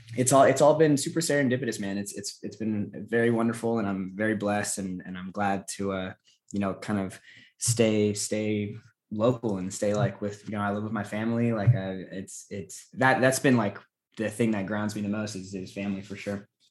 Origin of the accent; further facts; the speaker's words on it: Los Angeles, California, United States; I'm born and raised in Los Angeles